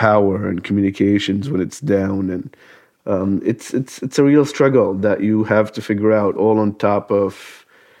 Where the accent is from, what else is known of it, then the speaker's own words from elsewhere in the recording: Gaza, Gaza Strip, Palestine; moved away as an adult; also born or lived in Saudi Arabia; now in United States; And then I moved to Gaza with my parents when they retired, until I was 19 or 20